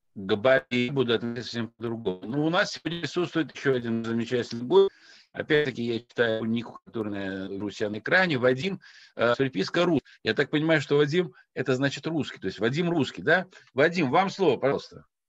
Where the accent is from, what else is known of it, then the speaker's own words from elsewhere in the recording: Dagestan, Russia; я родом из Дагестана, э, высокогорный аул, э, Мишлеш